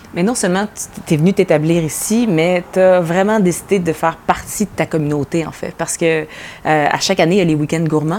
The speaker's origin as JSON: {"language": "French", "area": "Montérégie", "region": "Quebec", "country": "Canada", "tie": "born or raised there", "said": "je viens de la Montérégie, en plus, fait qu'il y a toujours eu des pommes autour de moi"}